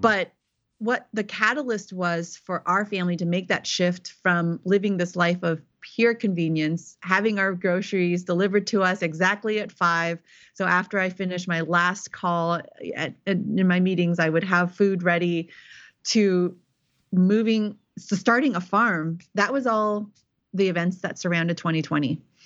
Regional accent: Silicon Valley, California, United States; moved away as an adult; also born or lived in eastern Tennessee; now in Tennessee, United States; I was born and raised in Silicon Valley.

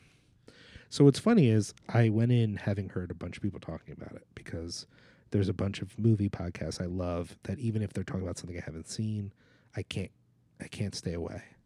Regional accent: New Jersey, United States; I'm from Jersey

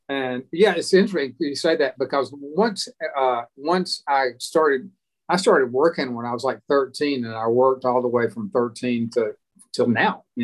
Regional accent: Alabama, United States; they were kind of amazed that I was from Alabama and I was willing to go to New York City to sell fabric.

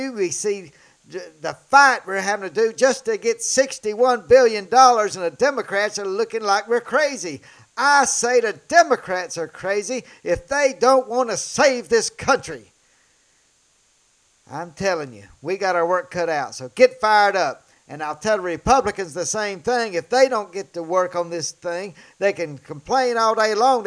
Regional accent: Tupelo, Mississippi, United States; my hometown here in Tupelo, Mississippi

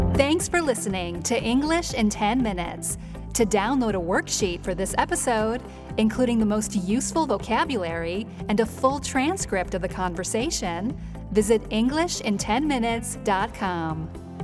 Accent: Mobile, Alabama, United States; moved away as an adult; now in Geneva, Switzerland; my hometown of Mobile, Alabama

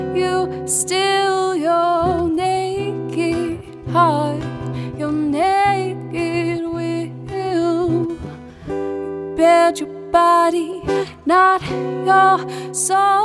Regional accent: outside of Burlington, Vermont, United States; also born or lived in Glasgow; being back in Vermont, and especially growing up outside of Burlington

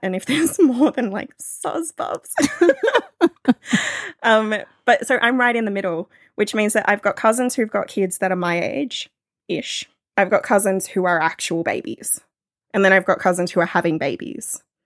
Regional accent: near the Royal National Park, New South Wales, Australia; I live I live near the Royal National Park, so it's it's bushland that's right next to the ocean

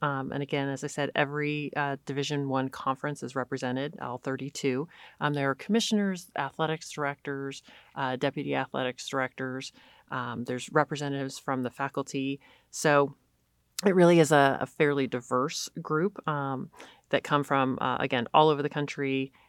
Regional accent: California, United States; So I grew up in California, went to the University of San Diego, played basketball there for 4 years, left USD and went to the University of Texas.

